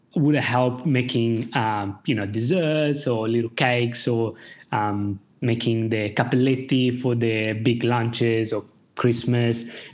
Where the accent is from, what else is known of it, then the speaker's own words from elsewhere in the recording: Pesaro, Marche, Italy; moved away; I'm from Pesaro, which is a kind of little town on the east coast of Italy. So near, let's say, just to give a rough idea, about an hour and a half from Bologna, which is kind of the major city.